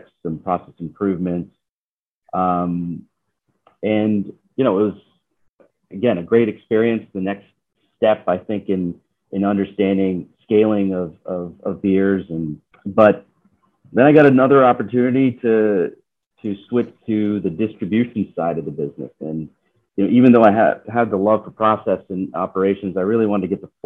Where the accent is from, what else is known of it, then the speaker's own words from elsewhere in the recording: Georgia, United States; moved away as an adult; also born or lived in Seattle; growing up in Georgia